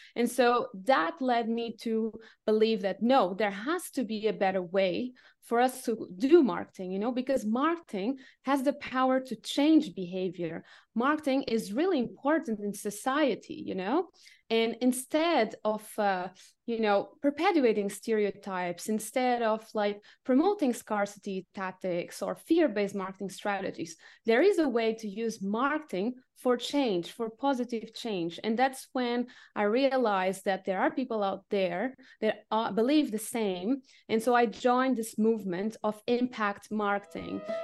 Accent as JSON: {"language": "English", "region": "Lisbon", "country": "Portugal", "also_born_or_lived": "Asia / France / United Kingdom / Cambodia", "moved": "yes", "lives_now": "Dresden, Germany", "said": "I'm originally from Portugal, from Lisbon"}